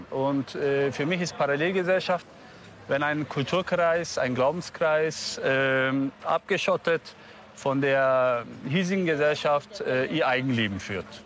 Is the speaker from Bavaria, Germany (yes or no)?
yes; Munich, Bavaria, Germany; Ich bin in München geboren, ja.